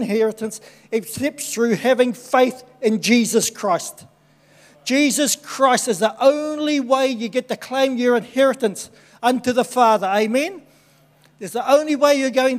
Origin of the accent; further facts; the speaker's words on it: Tokoroa, Waikato, New Zealand; born and bred in Tokoroa